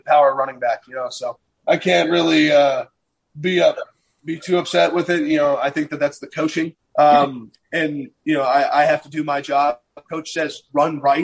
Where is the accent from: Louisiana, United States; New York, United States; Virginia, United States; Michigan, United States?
Virginia, United States; moved away; I grew up in Virginia